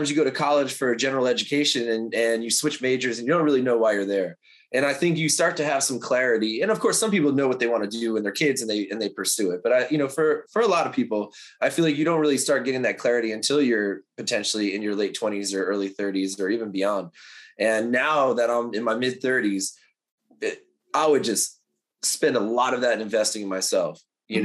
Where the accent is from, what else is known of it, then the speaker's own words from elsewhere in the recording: New York, United States; now in Los Angeles, United States; I live in LA. I'm a transplant from New York. So like, I love being out here on the West Coast.